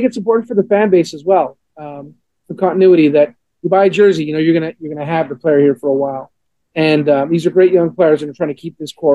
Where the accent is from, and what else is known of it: Montreal, Quebec, Canada; born or raised there; now in Atlanta, United States